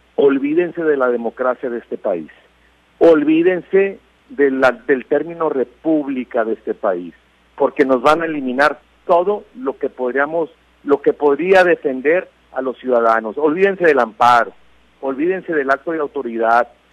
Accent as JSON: {"language": "Spanish", "country": "Mexico", "said": "como mexicanos"}